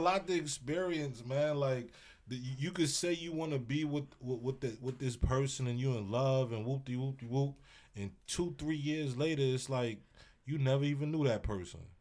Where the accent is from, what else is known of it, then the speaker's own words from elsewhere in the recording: New York City, New York, United States; I'm from Brooklyn